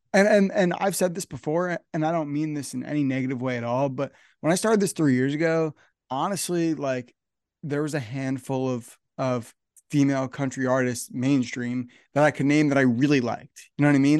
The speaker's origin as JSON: {"language": "English", "region": "New Jersey", "country": "United States", "said": "I'm from New Jersey, so I'm up here in New Jersey"}